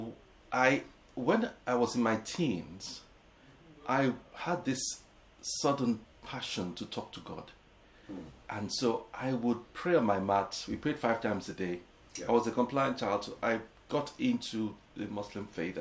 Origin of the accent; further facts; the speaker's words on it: Lagos, Nigeria; also born or lived in England; now in London, United Kingdom; growing up in Nigeria was a thrill in the 70s.